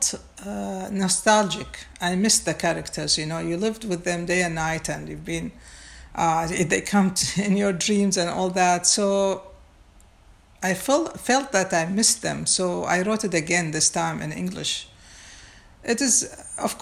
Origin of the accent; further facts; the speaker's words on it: Baghdad, Baghdad Governorate, Iraq; moved away; I was born and raised in Baghdad